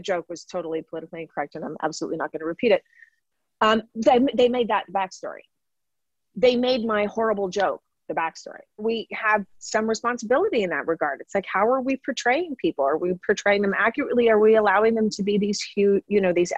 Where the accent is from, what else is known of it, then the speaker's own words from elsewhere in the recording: Toronto, Ontario, Canada; moved away as an adult; now in West Vancouver, Canada; I grew up in Don Mills, which is a part of Toronto at the time